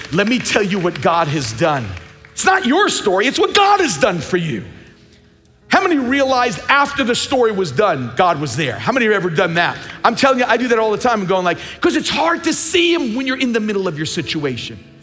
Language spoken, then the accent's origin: English; Long Island, New York, United States; When I grew up in Long Island